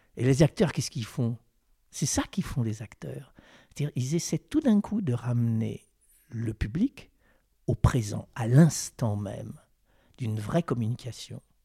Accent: Versailles, Île-de-France, France; je suis né à Versailles

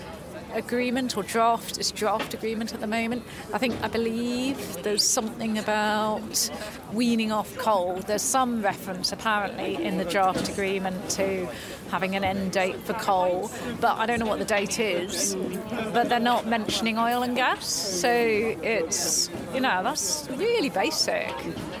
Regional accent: Shrewsbury, West Midlands, United Kingdom; I'm from Shrewsbury and involved with Extinction Rebellion

